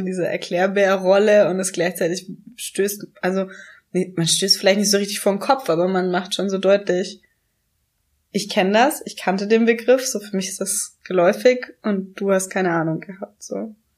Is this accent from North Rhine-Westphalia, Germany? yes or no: no; Swabia, Baden-Württemberg, Germany; accent: leicht schwäbisch; Ich bin hier geboren worden, ich bin hier aufgewachsen. So, ja. wenn ich nach Hause komme, kriege ich meinen leicht schwäbischen Akzent